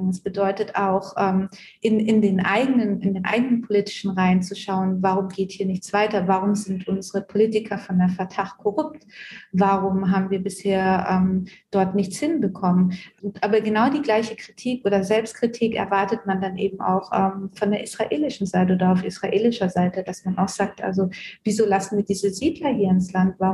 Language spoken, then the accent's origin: German; Germany; das ist meine Aufgabe als Deutsche, als dritte Generation Deutsche, als ähm, Deutsche, deren Großeltern im äh, Holocaust involviert waren